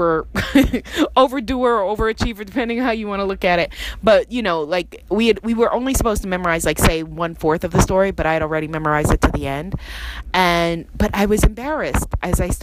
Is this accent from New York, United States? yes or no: yes; New York City, New York, United States; I grew up in Queens, New York